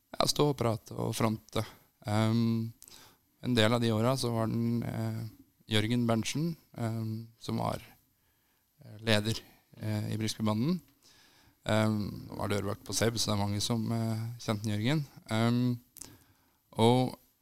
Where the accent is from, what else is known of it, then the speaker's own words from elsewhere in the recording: Brumunddal, Innlandet, Norway; moved away; Jeg er fra Brumunddal opprinnelig